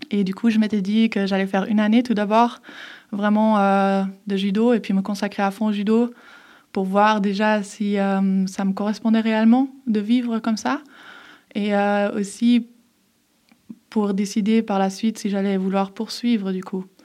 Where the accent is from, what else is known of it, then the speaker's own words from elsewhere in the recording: Geneva, Switzerland; also born or lived in Herdecke, Germany; je suis née à Herdecke, en fait, en Allemagne, et euh, j'ai grandi euh, à Genève parce que je suis venue à Genève à mes 11 ans.